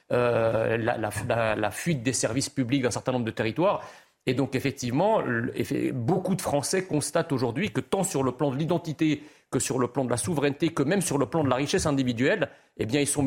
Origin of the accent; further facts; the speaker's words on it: France; Quand, quand j'étais enfant en France, on ne parlait pas d'insécurité tous les quatre matins.